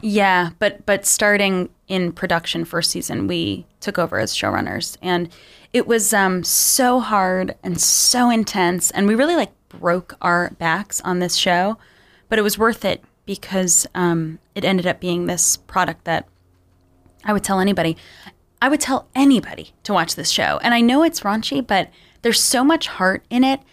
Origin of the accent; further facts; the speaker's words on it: Long Island, New York, United States; I grew up on Long Island, which was designed to be racially segregated